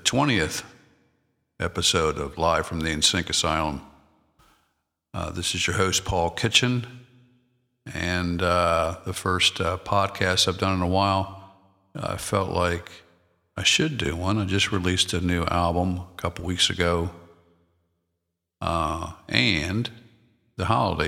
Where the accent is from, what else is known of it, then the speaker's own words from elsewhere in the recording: Maryland, United States; I'm from Maryland, so my wife's from Delaware